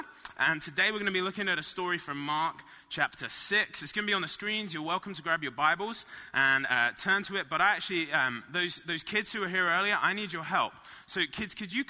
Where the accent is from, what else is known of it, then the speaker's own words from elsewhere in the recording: Marlow, South East England, United Kingdom; moved away; I grew up in a little town called Marlow.